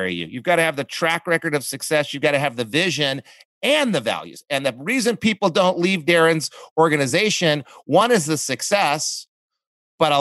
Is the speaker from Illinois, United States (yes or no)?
no; Coolidge, Arizona, United States; growing up in Coolidge, Arizona, like I did, living off of food stamps